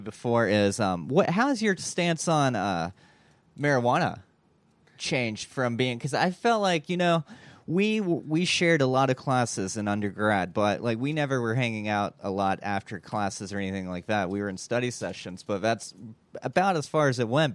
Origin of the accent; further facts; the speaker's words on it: Kentucky, United States; we're both from Kentucky.